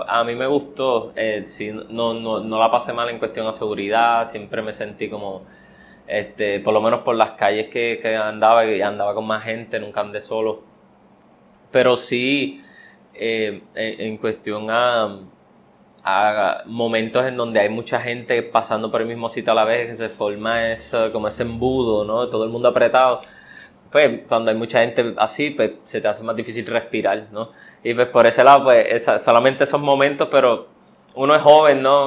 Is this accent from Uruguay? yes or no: no; Puerto Rico; soy puertorriqueño